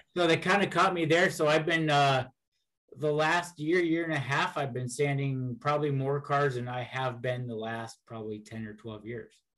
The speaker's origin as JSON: {"language": "English", "town": "Seattle", "region": "Washington", "country": "United States", "tie": "born or raised there", "said": "in the Seattle area, I'm about um, about 30 miles south of the airport. So I've been here my whole life."}